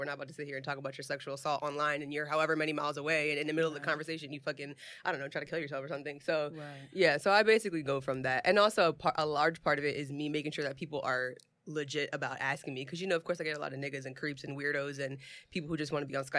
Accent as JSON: {"language": "English", "town": "Baltimore", "region": "Maryland", "country": "United States", "said": "I'm from Baltimore"}